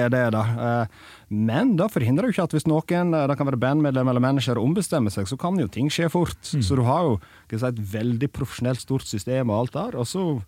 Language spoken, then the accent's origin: Norwegian; Sogndal, Vestland, Norway; moved away; i Sogndal, der jeg er fra